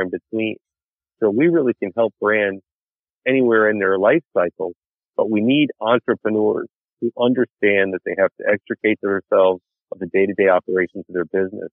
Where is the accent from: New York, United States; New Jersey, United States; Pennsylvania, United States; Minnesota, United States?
New York, United States; I grew up in New York